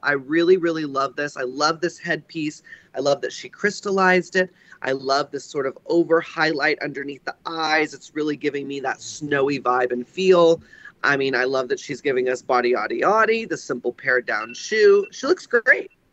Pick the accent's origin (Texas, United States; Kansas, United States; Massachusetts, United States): Texas, United States; I grew up in Texas